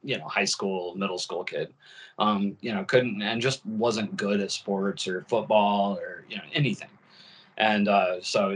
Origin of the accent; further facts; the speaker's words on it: Fort Wayne, Indiana, United States; moved away as an adult; I was born in Fort Wayne, Indiana